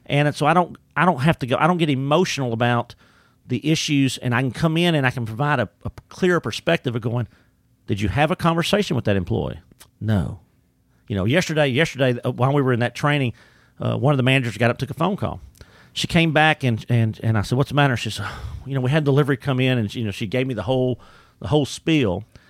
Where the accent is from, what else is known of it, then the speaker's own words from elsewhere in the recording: Orangefield, Texas, United States; I grew up in the Beaumont, Orange, Gulf Coast area in Orange Field, Texas